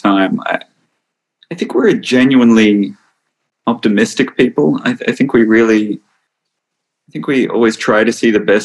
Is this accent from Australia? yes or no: yes; Melbourne, Victoria, Australia; also born or lived in United States; I'm from Melbourne